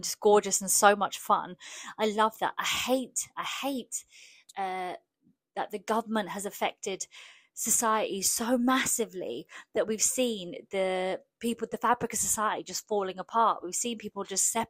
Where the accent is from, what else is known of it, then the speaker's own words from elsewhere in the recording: England, United Kingdom; first language Polish; English is a second language; I was born in England, born and raised.